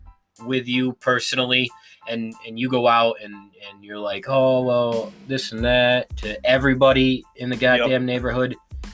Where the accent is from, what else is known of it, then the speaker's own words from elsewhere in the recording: United States; I'm still proud to be an American.